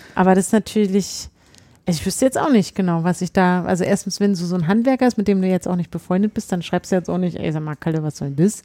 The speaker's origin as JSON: {"language": "German", "region": "Berlin", "country": "Germany", "said": "als Berliner"}